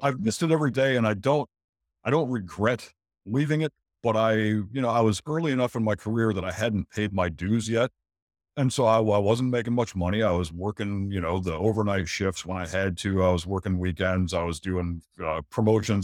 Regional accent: St. Petersburg, Florida, United States; moved away as an adult; also born or lived in Michigan; now in Gray Court, United States; I grew up in Saint Petersburg, which is Tampa Bay area

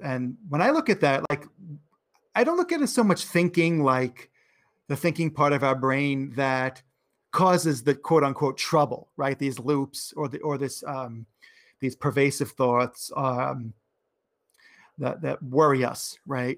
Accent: New York, United States; I'm from New York

